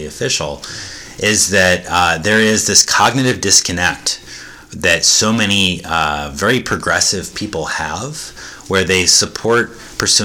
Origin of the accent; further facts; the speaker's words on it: Chapel Hill, North Carolina, United States; I grew up in Chapel Hill, North Carolina